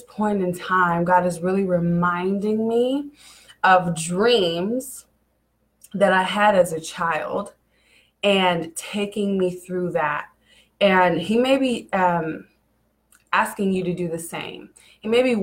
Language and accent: English; Kansas City, Missouri, United States; I come from Kansas City, Missouri. I was actually moved all around Kansas City, honestly. I first started off, I lived in the west side of Kansas City, which when I grew up was a high area